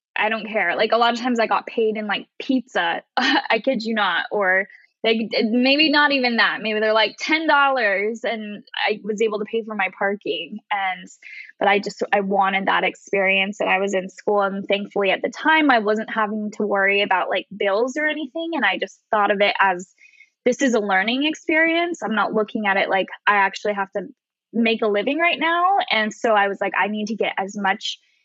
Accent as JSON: {"language": "English", "region": "Utah", "country": "United States", "tie": "born or raised there", "moved": "as an adult", "said": "I grew up in Utah and I lived there until I graduated high school."}